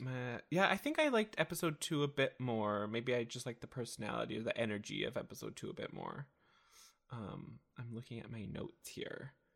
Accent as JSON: {"language": "English", "country": "France", "tie": "born or raised there", "moved": "yes", "said": "was born in, in France"}